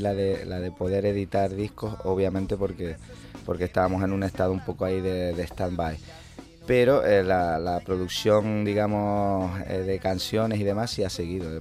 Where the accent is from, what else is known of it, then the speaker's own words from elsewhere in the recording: Canary Islands, Spain; moved away as an adult; estuve casi 11 años fuera de aquí